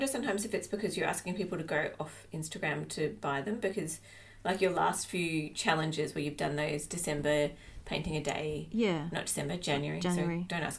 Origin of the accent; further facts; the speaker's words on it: Australia; accent: Australian; I get a real Australian twang about me and I can hear it.